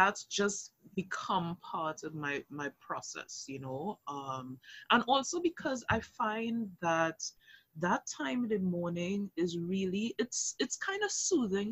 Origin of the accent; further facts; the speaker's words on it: Arima, Trinidad & Tobago; also born or lived in Anguilla (ancestry); I'm from Arima, so east in the house